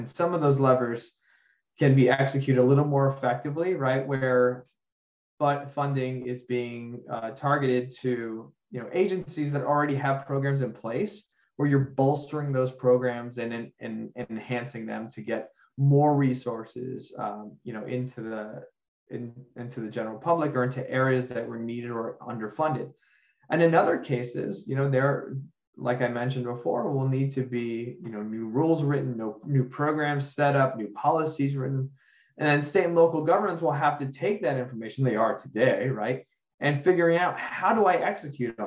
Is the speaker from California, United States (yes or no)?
no; Miami, Florida, United States; Surfside in Miami and the horrible tragedy that occurred in my hometown and in my community